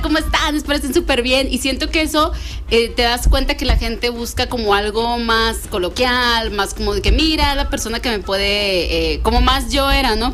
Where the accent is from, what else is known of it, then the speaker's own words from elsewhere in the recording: Mexico; como mexicanos